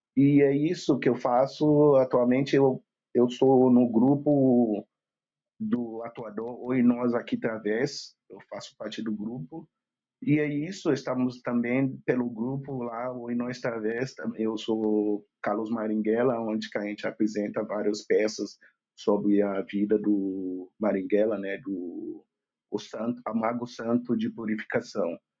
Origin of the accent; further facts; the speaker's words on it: Lagos, Nigeria; now in Porto Alegre, Brazil; da Nigéria, de Lagos, Nigéria. Eu vivo aqui em Porto Alegre há 16 anos